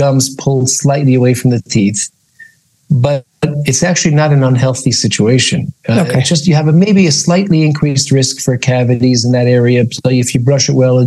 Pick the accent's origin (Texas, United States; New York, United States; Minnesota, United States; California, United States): New York, United States; moved away as an adult; now in Israel; I grew up in New York, but I've been living in Israel lately